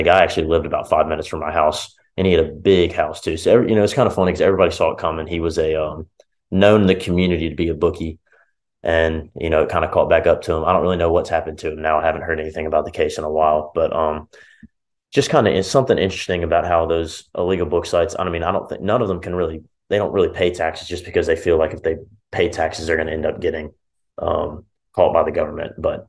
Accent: Birmingham, Alabama, United States; because I'm from Birmingham, Alabama

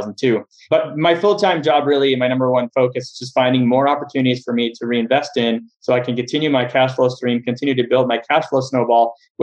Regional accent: Montreal, Quebec, Canada; moved away as an adult; now in Los Angeles, United States; I am originally from Montreal, Canada, spent about half my life up there and then moved down to the US

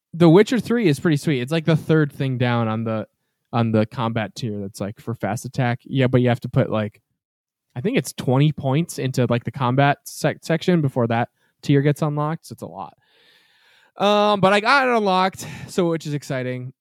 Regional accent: Massachusetts, United States; we're from New England, obviously. We're from Massachusetts

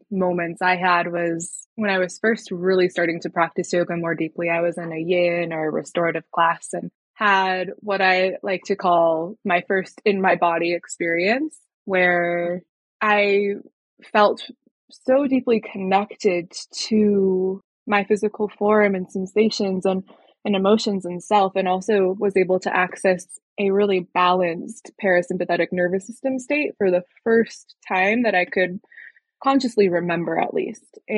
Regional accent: Colorado, United States; from Colorado, born and raised, still live here in Northern Colorado.

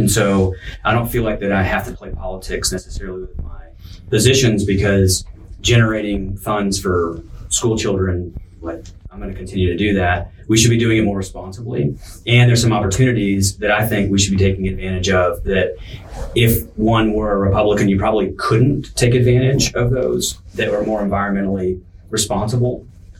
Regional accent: Texas, United States; That's just being sensible Texan.

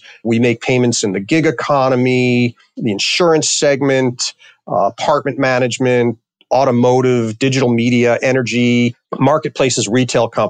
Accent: New York City, New York, United States; also born or lived in Connecticut / Washington, D.C.; now in Chicago area, United States; I grew up in New York City in Queens.

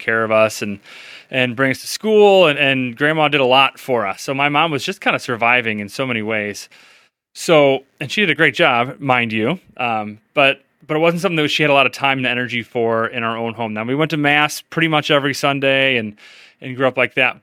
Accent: St. Louis, Missouri, United States; I grew up here in St. Louis

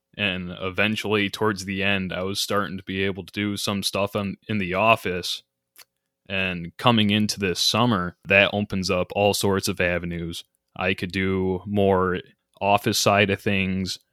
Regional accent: Grand Rapids, Michigan, United States; also born or lived in Houghton, Michigan; I'm from the Grand Rapids area initially

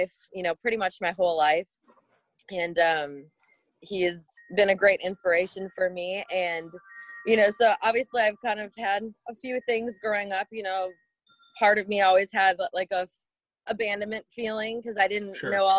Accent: Amherst, Wisconsin, United States; also born or lived in Oshkosh, Wisconsin; I grew up in a little town called Amherst, Wisconsin. And so I lived there through elementary school and moved to Oshkosh, Wisconsin, in middle school, late middle school

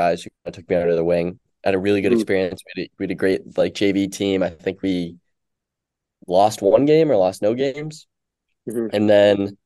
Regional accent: Woodbury, Connecticut, United States; I'm from Woodbury, Connecticut.

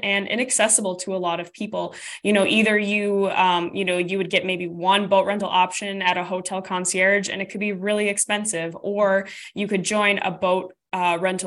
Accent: Minnesota, United States; I'm from Minnesota, so we have tons of lakes here

